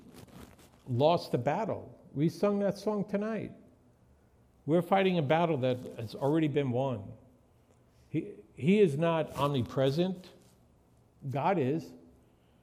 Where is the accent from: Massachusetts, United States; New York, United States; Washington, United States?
New York, United States; When I was growing up in New York